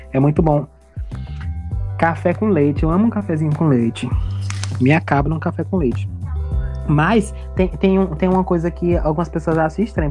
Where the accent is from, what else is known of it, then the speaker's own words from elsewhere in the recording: Juazeiro, Bahia, Brazil; A gente aqui vive no Nordeste, né? Nós somos da Bahia, da região norte da Bahia, Juazeiro, Bahia